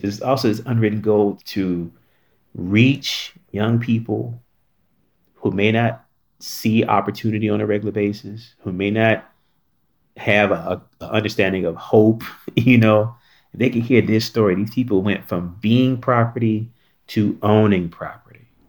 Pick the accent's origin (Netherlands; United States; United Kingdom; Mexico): United States; North Carolina; moved away; I grew up in North Carolina